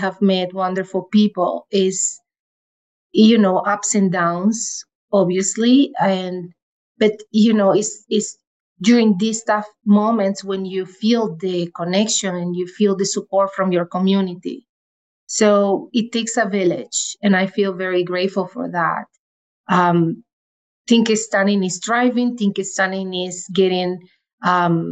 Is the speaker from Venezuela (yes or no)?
yes; Venezuela; moved away as an adult; now in Calgary, Canada; I am from Venezuela